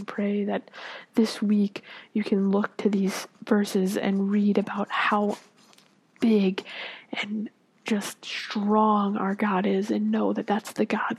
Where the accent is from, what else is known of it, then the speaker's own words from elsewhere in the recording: Florida, United States; I grew up in Florida